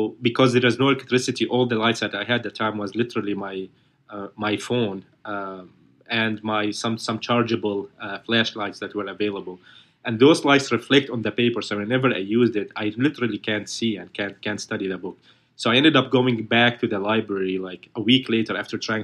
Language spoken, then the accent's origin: English; Aleppo, Aleppo Governorate, Syria; English is a second language; moved away as an adult; now in United States; my home country in Syria, especially my city Aleppo